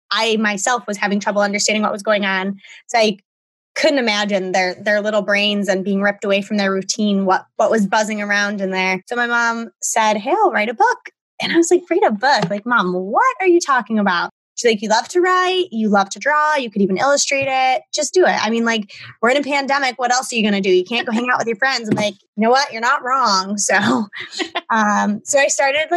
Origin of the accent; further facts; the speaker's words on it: Buffalo, New York, United States; I am born and raised in Buffalo, New York